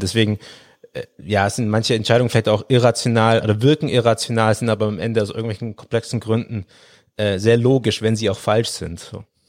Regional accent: Swabia, Baden-Württemberg, Germany; ich bin im Schwäbischen aufgewachsen

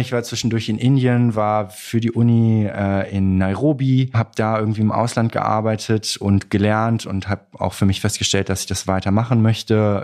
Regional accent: Troisdorf, North Rhine-Westphalia, Germany; now in Cologne, Germany; Bin in Trostorf geboren worden im Rheinland

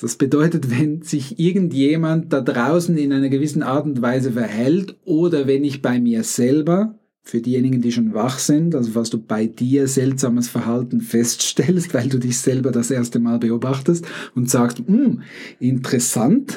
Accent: Switzerland; accent: Swiss; ich bin Schweizer, mein Akzent ist tendenziell noch ein bisschen schweizerisch.

